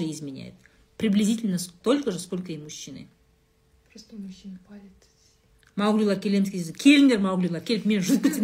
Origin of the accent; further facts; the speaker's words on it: Saryagash, Turkistan Region, Kazakhstan; moved away; also born or lived in Shardara; сарыағаш сарыағаш туған жерім ғой